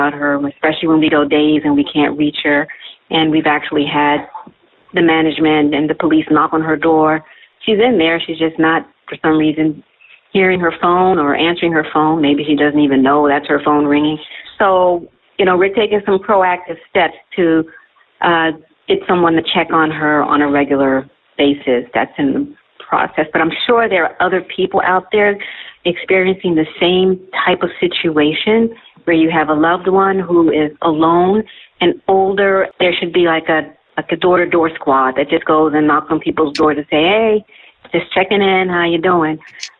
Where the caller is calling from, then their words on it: Miami, Florida, United States; I'm calling from Miami, Florida.